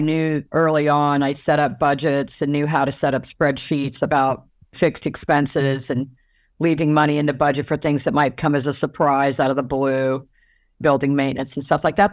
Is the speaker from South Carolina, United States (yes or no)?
yes; Charleston, South Carolina, United States; moved away as an adult; also born or lived in Fontana, California / Washington State / Virginia Beach, Virginia; now in Los Angeles, United States; I grew up in Charleston, South Carolina, what I consider the best city in the country